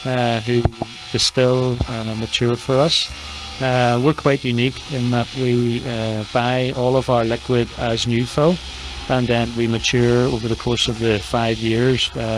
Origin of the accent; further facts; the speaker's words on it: Belfast, Northern Ireland, United Kingdom; I'm from North Belfast. I actually went to school literally just over the prison wall from where we're sitting now, between 1983 and 1990.